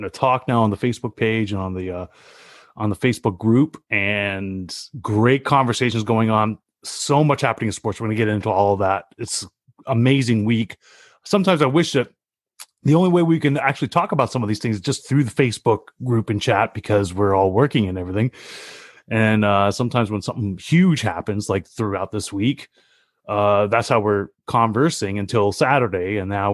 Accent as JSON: {"language": "English", "country": "Canada", "said": "I'm Canadian"}